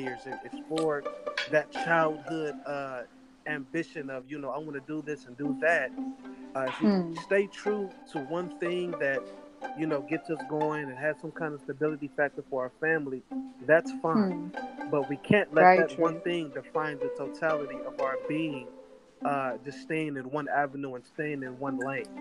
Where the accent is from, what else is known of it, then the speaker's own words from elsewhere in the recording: United States; coming from America, the inner cities of America